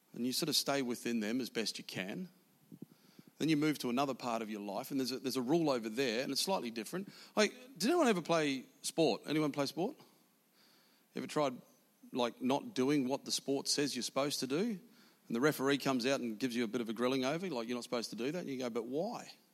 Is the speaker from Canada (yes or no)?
no; New Zealand; I was born in South New Zealand